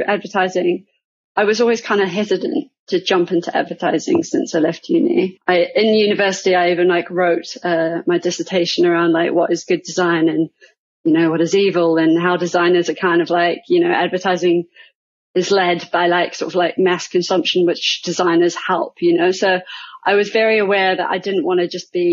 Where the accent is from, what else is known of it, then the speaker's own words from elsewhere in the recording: New Zealand; moved away as an adult; now in London, United Kingdom; I'm originally from New Zealand, but I moved here about 13 years ago now